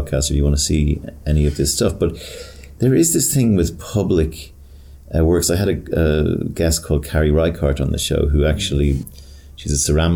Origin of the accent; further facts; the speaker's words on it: Ireland; I'm Irish